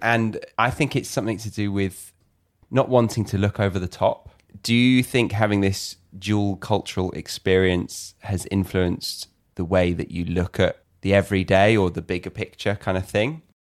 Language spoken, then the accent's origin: English; United Kingdom; as a Brit